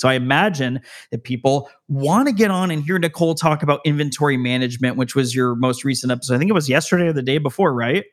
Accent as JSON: {"language": "English", "town": "Las Vegas", "region": "Nevada", "country": "United States", "said": "I'm from Las Vegas, Nevada"}